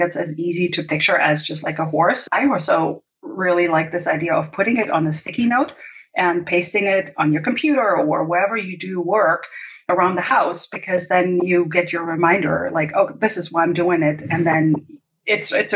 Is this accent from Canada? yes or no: no; Germany; moved away as an adult; also born or lived in Brazil; I was born and raised in Germany